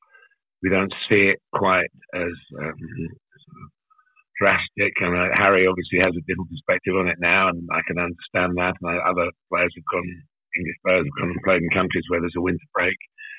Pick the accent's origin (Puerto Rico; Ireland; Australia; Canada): Australia; now in United Kingdom; being Australian in our Premier League over here isn't quite seen as it just happens to be Australian.